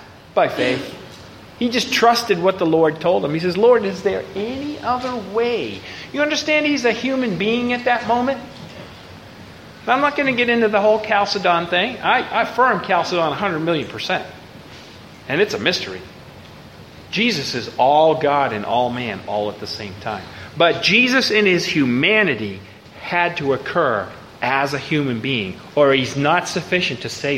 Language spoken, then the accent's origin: English; Boston, Massachusetts, United States; now in Baton Rouge, United States; I live in Baton Rouge, but I'm from Boston.